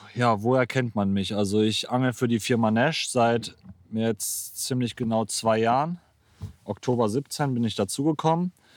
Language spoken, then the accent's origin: German; Geldern, North Rhine-Westphalia, Germany; also born or lived in Moers; Also ich bin 22, komme aus Geldern, ähm, gebürtig aus Mörs, für die Leute, die da, für die was sagt. Ähm, ja, lebe seit meinem sechsten Jahr in Geldern